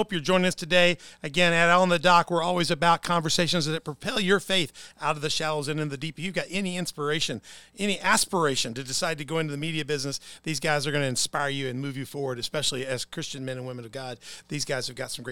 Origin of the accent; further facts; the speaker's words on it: Herrin, Illinois, United States; The Independent, which is my hometown paper in Heron.